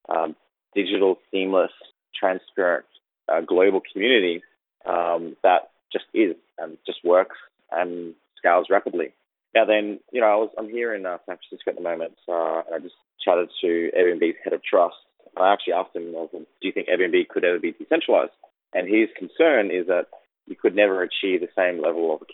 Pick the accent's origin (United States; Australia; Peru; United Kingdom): Australia; I grew up in Australia